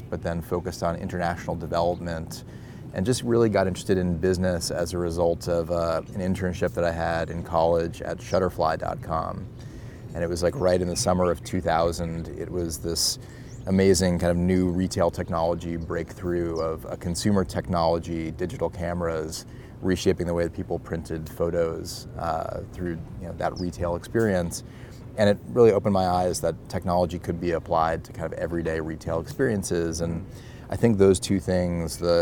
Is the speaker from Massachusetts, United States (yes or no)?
yes; Boston, Massachusetts, United States; we're both Boston guys